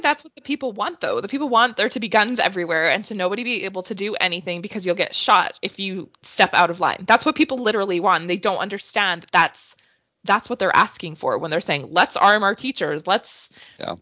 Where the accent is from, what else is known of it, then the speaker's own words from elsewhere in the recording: Canada; as a Canadian